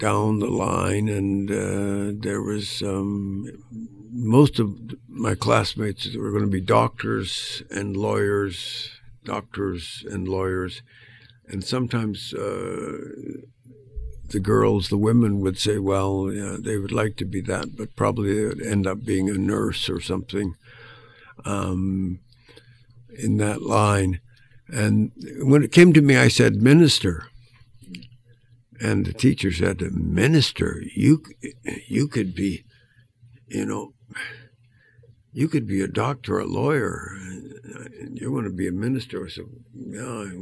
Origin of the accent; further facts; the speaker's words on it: Edmonton, Alberta, Canada; I grew up in Edmonton in a Christian Reformed setting